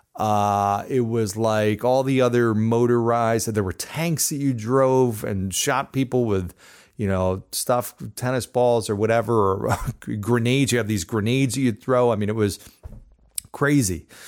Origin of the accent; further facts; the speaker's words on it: New Jersey, United States; I grew up in New Jersey